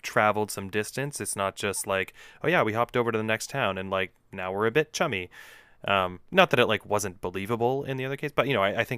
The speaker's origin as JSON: {"language": "English", "town": "Winnipeg", "region": "Manitoba", "country": "Canada", "said": "Also, we're from Winnipeg. They can fucking deal with people shitting on where they live."}